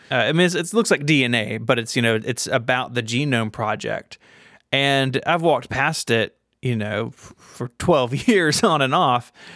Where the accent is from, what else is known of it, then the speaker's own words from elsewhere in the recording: Memphis, Tennessee, United States; my hometown of Memphis